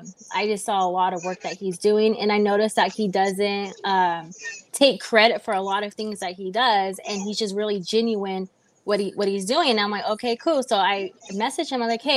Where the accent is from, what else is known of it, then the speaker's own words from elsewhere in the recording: Inglewood, California, United States; also born or lived in San Bernardino / Chino; I grew up in Inglewood, San Bernardino, Chino. I grew up literally everywhere. I was in foster homes throughout the whole SoCal.